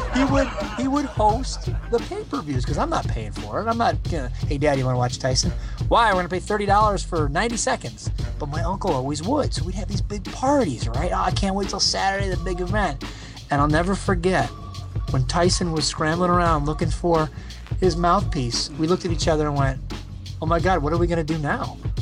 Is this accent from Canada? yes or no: yes; Canada; growing up in Canada